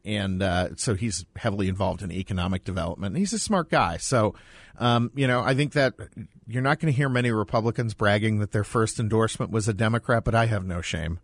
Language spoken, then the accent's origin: English; Boston, Massachusetts, United States; now in Phoenix, United States; I'm from Boston